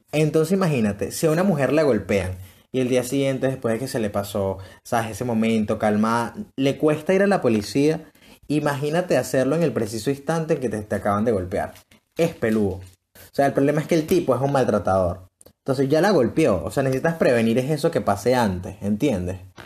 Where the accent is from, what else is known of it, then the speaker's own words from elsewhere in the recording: Venezuela; así somos los venezolanos